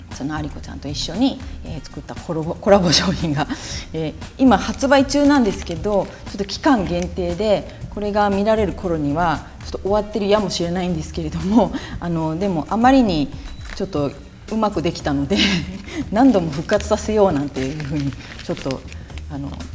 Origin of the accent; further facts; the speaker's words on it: Kyoto, Japan; moved away; 私もあの京都出身なので